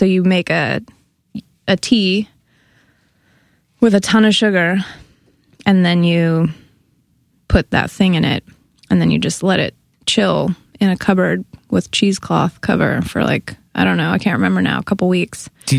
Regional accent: Berkeley, California, United States; now in New York, United States; Yeah, I'm from the Bay Area. I'm from a suburb near Berkeley, California.

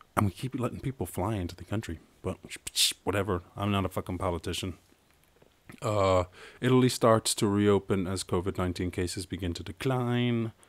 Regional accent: Ireland; I'm Irish

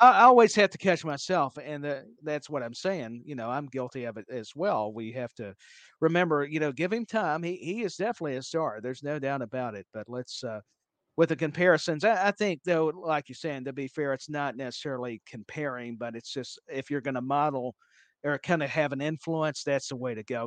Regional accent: Tennessee, United States; I'm from Tennessee

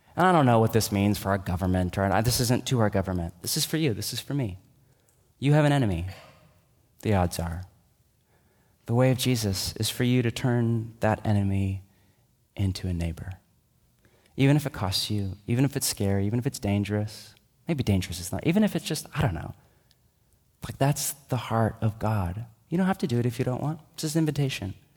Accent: United States; I'm an American

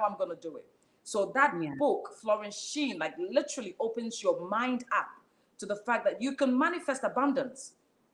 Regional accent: Ada, Greater Accra, Ghana; also born or lived in Edmonton, London; now in London, United Kingdom; I come from Ada. There's a place called Ada, right, in Ghana

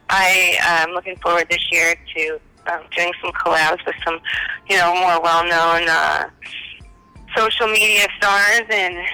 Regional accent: Cincinnati, Ohio, United States; moved away; originally from Cincinnati, Ohio, but I've lived all across the United States.

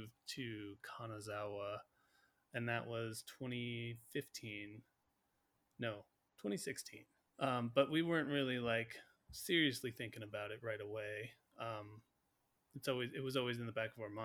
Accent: Seattle, Washington, United States; born or raised there; moved away as an adult; also born or lived in Slatington, Pennsylvania; now in Japan

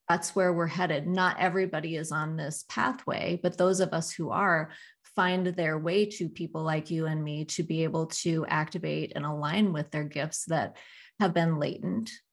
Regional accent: South Dakota, United States; growing up in South Dakota

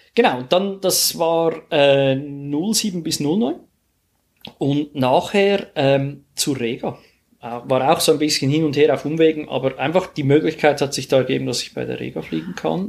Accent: Switzerland; bei uns in der Schweiz

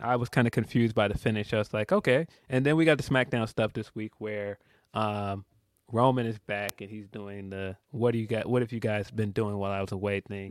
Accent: Chicago, Illinois, United States; as a Chicagoan

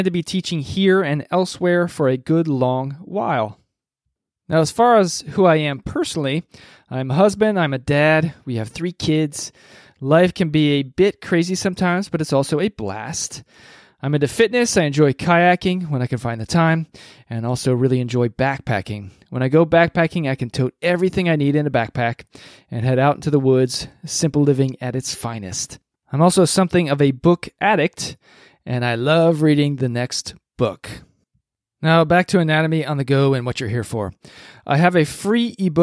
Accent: Ohio, United States; also born or lived in Columbia, Missouri; I am from Ohio, good old Midwestern United States

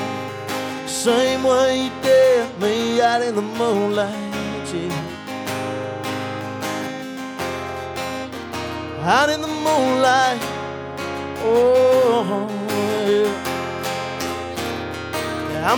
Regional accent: South Carolina, United States; I'm from South Carolina

